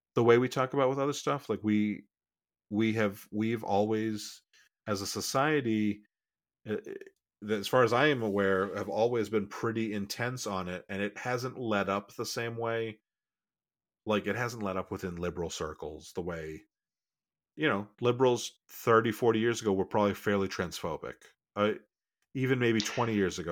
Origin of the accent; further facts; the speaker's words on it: Massachusetts, United States; I grew up in Massachusetts